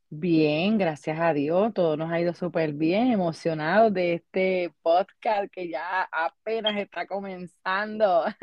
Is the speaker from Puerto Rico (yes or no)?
yes; Bayamón, Puerto Rico; moved away as an adult; now in Columbus, United States; soy de Puerto Rico, soy de Bayamón, Puerto Rico. Llegué acá a Columbus, Ohio, alrededor de cinco años